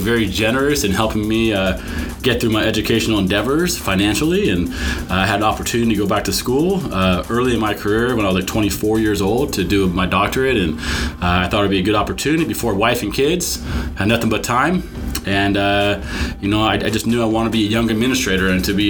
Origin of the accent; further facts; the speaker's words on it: Los Angeles, California, United States; I grew up in the San Fernando Valley, born in 1977, about 30 years after you. I went to Granada Hills High School